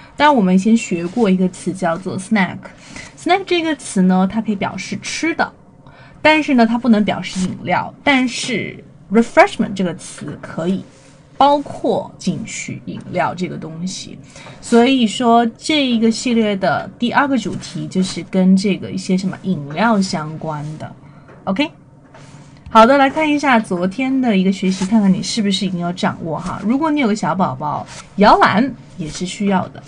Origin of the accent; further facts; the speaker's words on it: China; 我们中国人都喜欢的这个美食